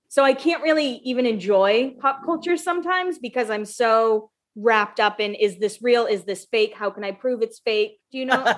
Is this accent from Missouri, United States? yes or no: no; Massachusetts, United States; I'm from Massachusetts